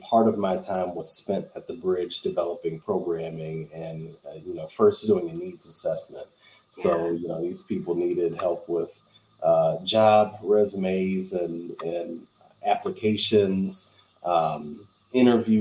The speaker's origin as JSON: {"language": "English", "town": "St. Louis", "region": "Missouri", "country": "United States", "tie": "born or raised there", "said": "I am here in St. Louis, Missouri. I was born and raised here in St. Louis"}